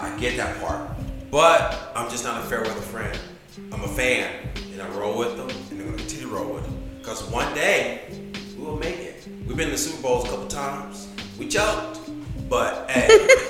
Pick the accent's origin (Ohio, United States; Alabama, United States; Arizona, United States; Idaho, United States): Arizona, United States; I was born in Arizona. Everything is Arizona on me.